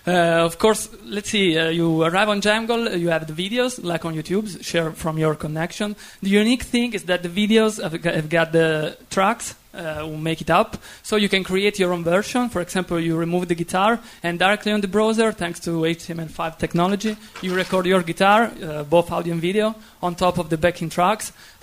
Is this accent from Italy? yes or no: yes; Italy; English is a second language; If you didn't guess from my name that I was Italian, you will realize from my accent.